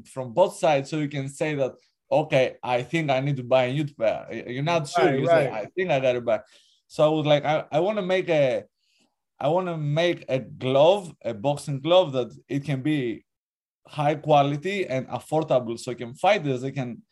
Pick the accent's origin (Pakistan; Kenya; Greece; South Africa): Greece; moved away; I'm from Greece, actually. I'm half Greek, half Albanian.